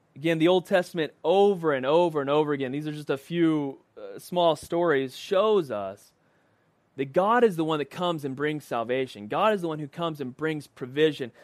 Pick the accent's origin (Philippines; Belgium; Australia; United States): United States